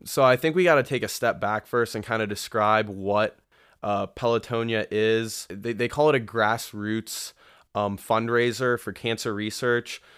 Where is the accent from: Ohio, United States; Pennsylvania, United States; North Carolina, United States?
Ohio, United States; Columbus; my hometown is right here in Columbus, Ohio. Uh, Buckeye born and raised